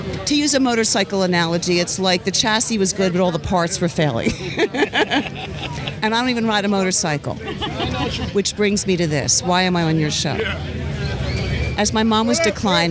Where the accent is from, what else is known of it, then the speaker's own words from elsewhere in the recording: Philadelphia, Pennsylvania, United States; moved away as an adult; now in Sarasota, United States; I'm from Philadelphia originally